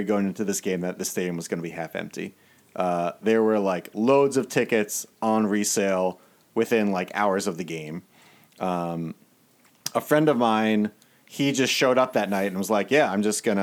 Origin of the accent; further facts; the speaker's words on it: Maryland, United States; I grew up in Maryland.